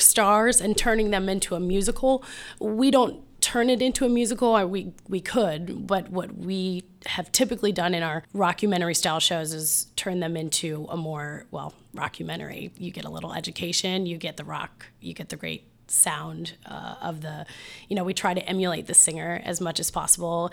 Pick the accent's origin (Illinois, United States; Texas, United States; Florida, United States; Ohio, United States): Ohio, United States; Mansfield; also born or lived in Columbus, Ohio; I grew up in Mansfield, Ohio